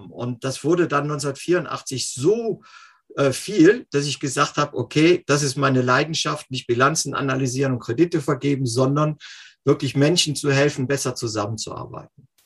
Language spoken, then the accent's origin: German; Cologne, North Rhine-Westphalia, Germany; Ursprünglich bin ich äh, in Köln aufgewachsen und äh, bin dort von äh, dort in die Commerzbank gegangen